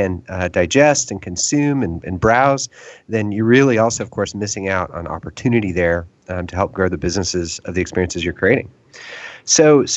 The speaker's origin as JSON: {"language": "English", "town": "Houston", "region": "Texas", "country": "United States", "tie": "born or raised there", "lives_now": "Austin, United States", "said": "I grew up in Houston, so I know that environment quite well."}